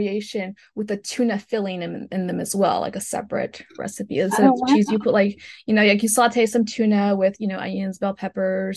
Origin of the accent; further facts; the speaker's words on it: Loja, Ecuador; moved away; my hometown Loja